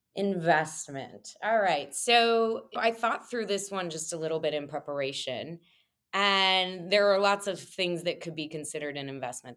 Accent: Monmouth, Illinois, United States; now in Chicago, United States; Grew up in a small town on the west side of Illinois called Monmouth.

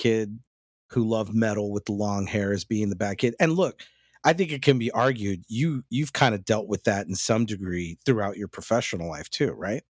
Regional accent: North Texas, United States; me growing up in that North Texas area

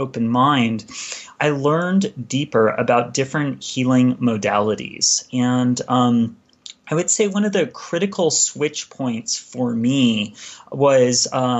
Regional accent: California, United States; moved away as an adult; now in Ashland, Oregon, United States; I grew up in California, and I spent a majority of my life there

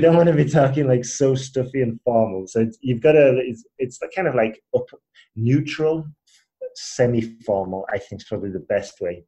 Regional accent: Huddersfield, Yorkshire and the Humber, United Kingdom; accent: British; moved away as an adult; also born or lived in Spain / Asia; I'm originally from Huddersfield, um, which is like near Leeds, Manchester up north.

